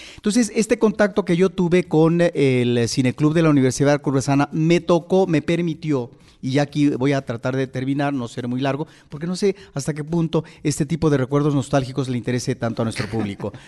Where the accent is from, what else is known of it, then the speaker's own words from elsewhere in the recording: San Andrés Tuxtla, Veracruz, Mexico; yo nací en San Andrés Tuxtla, eh, en, la parte del sur del estado de Veracruz